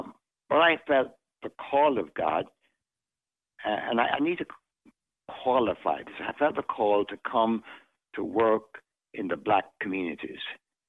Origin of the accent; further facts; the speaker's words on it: Kingston, Jamaica; moved away; also born or lived in Mandeville, Jamaica / Buffalo, New York; But I was born in the parish of Manchester and the city of Mandeville. But I did have the honor of growing up in Kingston.